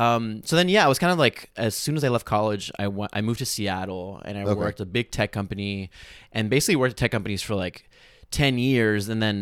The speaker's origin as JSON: {"language": "English", "country": "Venezuela", "tie": "born or raised there", "moved": "as an adult", "lives_now": "United States", "said": "I was born in Venezuela, but because my mom is American, like, I was technically a citizen at birth or whatever it's called."}